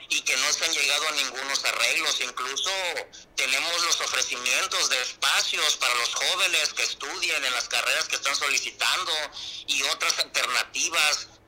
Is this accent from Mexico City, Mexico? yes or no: no; Acapulco, Guerrero, Mexico; somos nacidos aquí en Acapulco